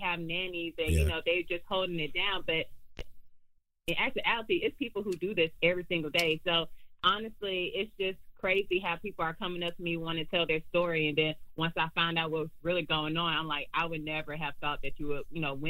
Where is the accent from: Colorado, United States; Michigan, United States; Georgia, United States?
Georgia, United States; Columbus; now in Douglasville, United States; I'm originally from Columbus, Georgia. So it's about an hour and a half away from Atlanta